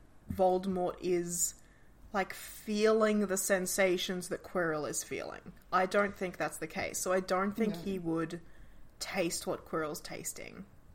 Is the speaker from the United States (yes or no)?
no; Australia; I'm Australian.